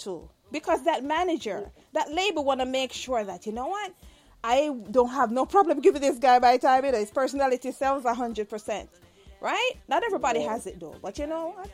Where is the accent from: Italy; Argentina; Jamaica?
Jamaica; I'm Jamaican